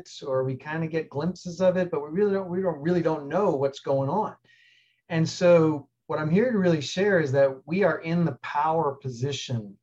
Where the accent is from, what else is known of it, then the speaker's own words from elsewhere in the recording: New York City, New York, United States; moved away as an adult; also born or lived in Colorado / Alaska; I grew up like most people did, middle class. I'm from New York City